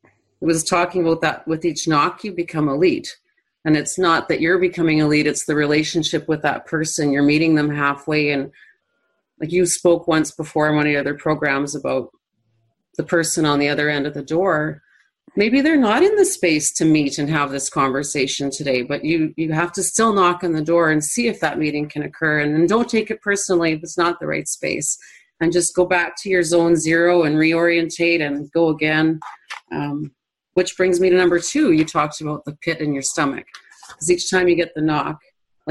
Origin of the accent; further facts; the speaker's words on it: Manitoba, Canada; I'm from Central Canada.